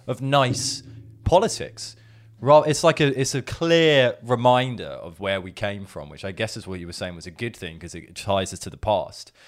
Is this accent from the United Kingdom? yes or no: yes; England, United Kingdom; we're just English people